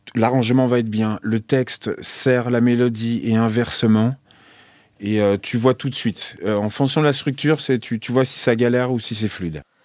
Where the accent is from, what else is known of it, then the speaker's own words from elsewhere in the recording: Nogent, France; chez moi à Nogent, quand j'étais petit